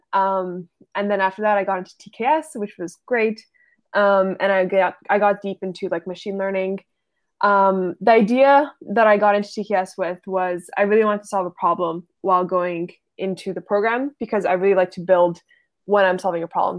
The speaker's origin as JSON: {"language": "English", "town": "Ottawa", "region": "Ontario", "country": "Canada", "said": "I am from Ottawa"}